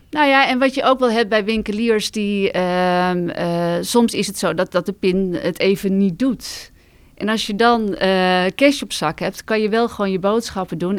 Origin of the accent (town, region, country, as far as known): Netherlands